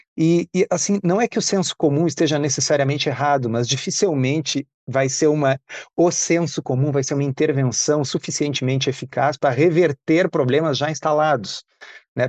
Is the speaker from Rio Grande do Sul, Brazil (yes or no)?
yes; Porto Alegre, Rio Grande do Sul, Brazil; eu nasci em Porto Alegre, eu sou de 1971